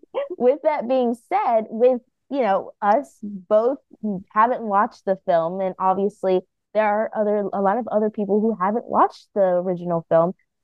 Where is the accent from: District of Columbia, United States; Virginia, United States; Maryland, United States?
District of Columbia, United States; Washington; from Washington, D.C.